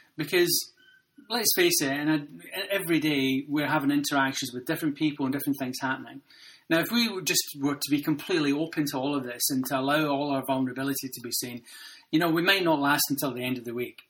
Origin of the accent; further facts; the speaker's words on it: Glasgow, Scotland, United Kingdom; I grew up in Glasgow